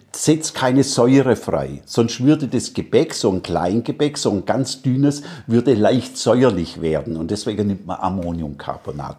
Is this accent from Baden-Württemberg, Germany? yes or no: yes; Stuttgart, Baden-Württemberg, Germany; accent: Swabian; moved away as an adult; now in Salzburg, Austria; In Stuttgart, da bin ich geboren, da waren wir praktisch, ja, wie soll man denn sagen, da waren wir die Köche von der Haute Volée.